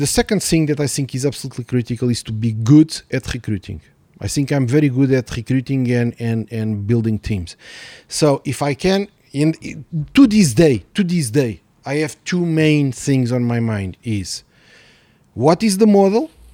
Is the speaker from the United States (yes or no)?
no; Mozambique; moved away; also born or lived in Portugal; I was born in Mozambique